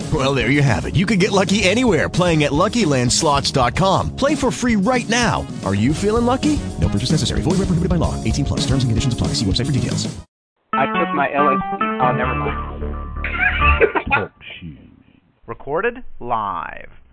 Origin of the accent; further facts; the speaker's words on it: Chicago, Illinois, United States; also born or lived in North Side, Chicago; I'm a transplanted North Sider. I grew up on the South